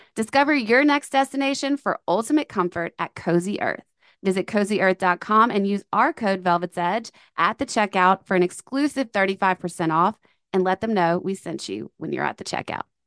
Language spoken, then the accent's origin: English; Louisiana, United States; I'm from Louisiana, so we have hurricanes and floods